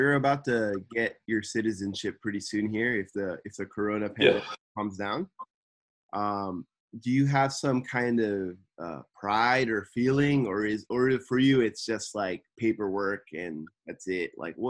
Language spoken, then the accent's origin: English; Los Angeles, California, United States; moved away as an adult; now in Tokyo, Japan; for me, as a person who spent, you know, their whole life growing up in the States and California